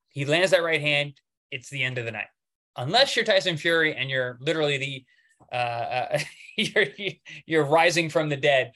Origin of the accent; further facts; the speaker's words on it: Long Island, New York, United States; I'm from Long Island, New York, and Queens, Flushing